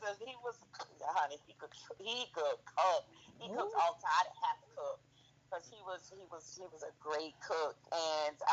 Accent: Savannah, Georgia, United States; moved away; I'm from Savannah.

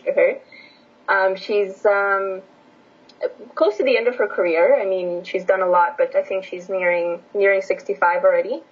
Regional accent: Edmonton, Alberta, Canada; English is a second language; also born or lived in Bucharest, Romania; I was born in Bucharest, okay, uh, Romania. Yeah and then I moved uh, to Edmonton when I was in grade 2

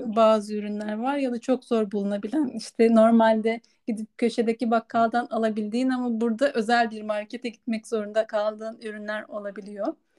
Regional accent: Kırklareli, Turkey; moved away as an adult; also born or lived in Ankara; Kırklareli'den Ankara'ya göç ettiğimde yaşadığım için burada çok fazla yaşamadım diye düşünüyorum. Çünkü ben 18 yaşında üniversiteye gitmek için Ankara'ya taşındım

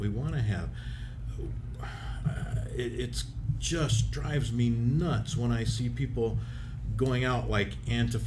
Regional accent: Independence, Missouri, United States; I grew up in Independence, Missouri

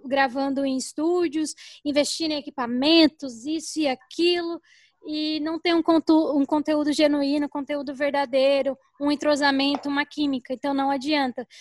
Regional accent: São Paulo, Brazil; moved away as an adult; now in Cuiabá, Brazil; eu estou morando em Cuiabá há um ano, nasci em São Paulo

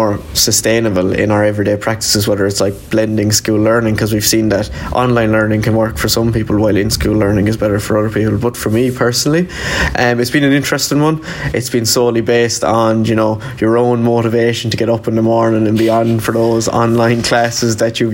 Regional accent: Limerick, Munster, Ireland; I'm from Limerick. I'm a Leaving Cert student down here in John the Baptist Community School.

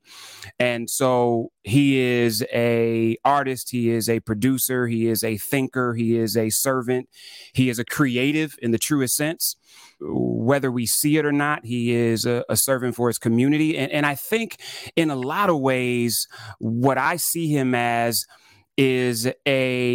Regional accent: Toledo, Ohio, United States; I grew up in Ohio, and so I was in Toledo, which is, you know, 30 minutes from Detroit

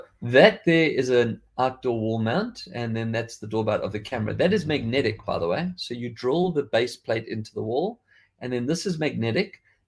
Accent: South Africa; accent: South African; like I've lost quite a bit of my South African accent.

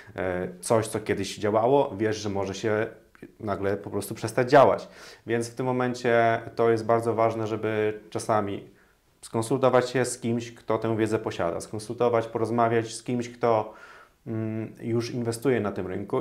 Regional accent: Toruń, Kuyavian-Pomeranian Voivodeship, Poland; now in Warsaw, Poland; ja pochodzę z Torunia

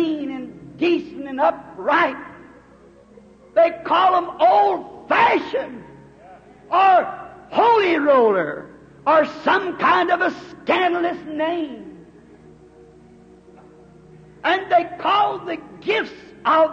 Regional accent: United States; I'm glad to be an American

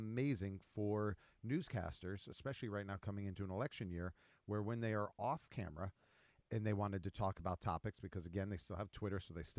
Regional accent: New Jersey, United States; I grew up in Jersey

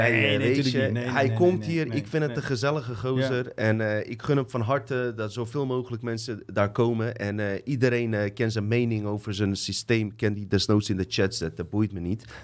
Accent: Bosnia & Herzegovina; ik kom uit Bosnië.

